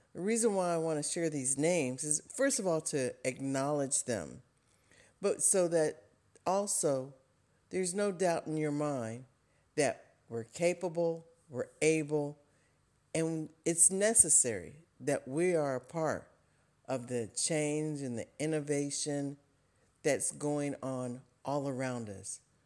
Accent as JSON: {"language": "English", "area": "Wright-Patterson Air Force Base", "region": "Ohio", "country": "United States", "said": "I'm from Wright Pat and even did an internship at Wright Pat Air Force Base"}